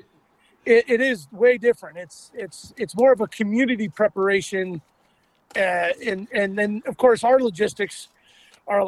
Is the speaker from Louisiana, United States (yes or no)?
no; Anchorage, Alaska, United States; we're from Anchorage